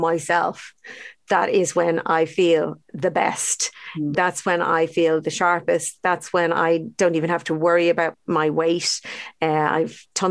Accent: Ireland; brought up with very unhealthy diets, actually, to be honest, as Irish kids

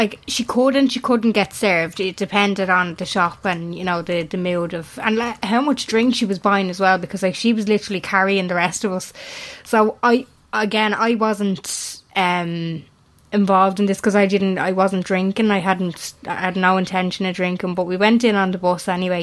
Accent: Ireland

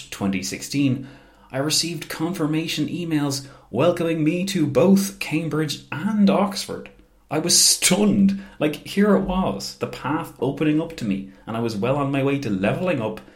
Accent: Ireland; as Irish people are aware, Easter, and especially the year 1916, holds a very special place in the pantheon of our national story

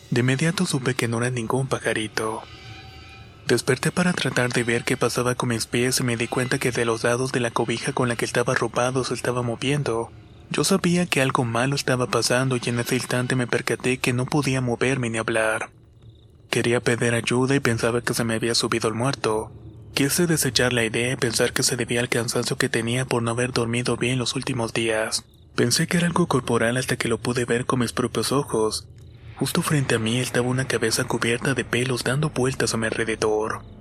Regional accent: Toluca, State of Mexico, Mexico; Soy del Estado de México de un lugar llamado Toluca, lugar donde se relata muchas historias de apariciones y avistamientos de brujas.

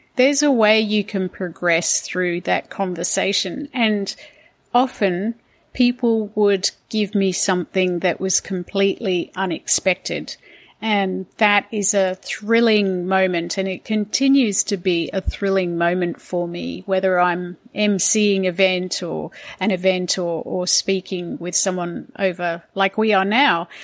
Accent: Hong Kong; now in Sydney, Australia; I grew up in Hong Kong

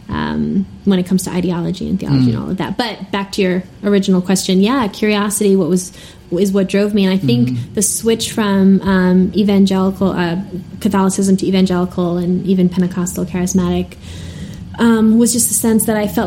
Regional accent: New York, United States; moved away; also born or lived in Twin Cities / France; I grew up Italian in New York

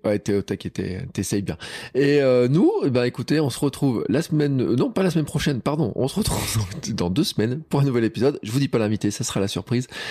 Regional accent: Auvergne, France; chez nous en Auvergne

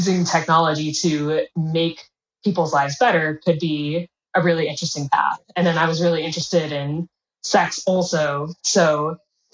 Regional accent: Bay Area, California, United States; also born or lived in Midwest, United States; I'm from the Midwest in the United States initially, and moved over to California early on in my childhood. So I was in the Bay Area

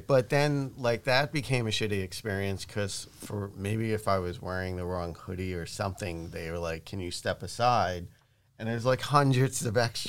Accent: New York, United States; growing up in New York

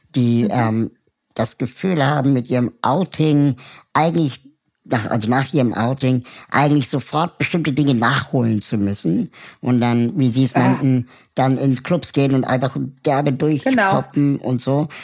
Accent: Germany; wir in Deutschland

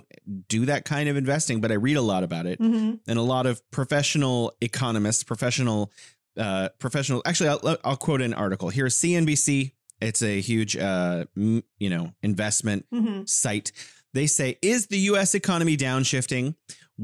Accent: California, United States; moved away as an adult; now in Wuhan, China; I'm originally from California. I'm living here in beautiful Wuhan, China

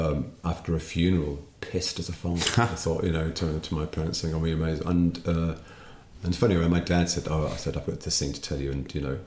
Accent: Birmingham, West Midlands, United Kingdom; growing up in Birmingham or in England

